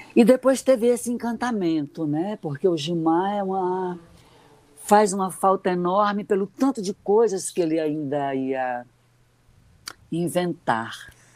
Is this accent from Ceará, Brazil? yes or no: yes; Fortaleza, Ceará, Brazil; uma garota que vinha da periferia, da Barra do Ceará, então assim o meu a minha, a minha cidade era restrita a praticamente o bairro onde eu morava